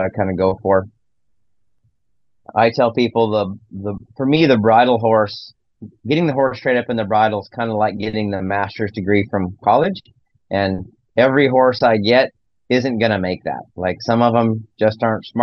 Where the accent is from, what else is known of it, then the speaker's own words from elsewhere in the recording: Nebraska, United States; I grew up in Nebraska and grew up in town